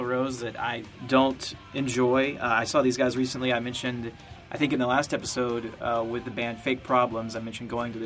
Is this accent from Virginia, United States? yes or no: no; Georgia, United States; growing up in Georgia